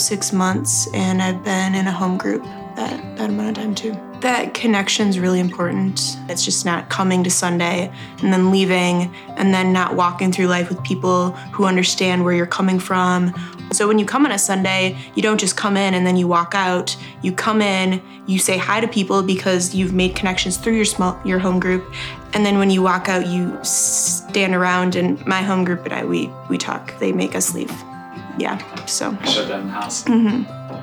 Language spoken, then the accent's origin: English; Minnesota, United States; moved away as an adult; also born or lived in Idaho; now in Moscow, Idaho, United States; I am originally from Minnesota, but I'm doing grad school here at the University of Idaho